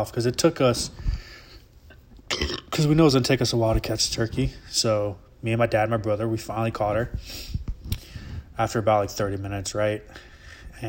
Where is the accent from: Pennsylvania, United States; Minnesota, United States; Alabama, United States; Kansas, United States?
Alabama, United States; growing up in Alabama and living in the woods